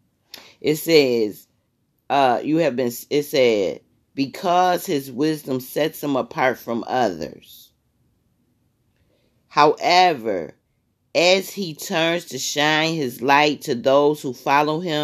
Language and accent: English; Michigan, United States; I'm from Michigan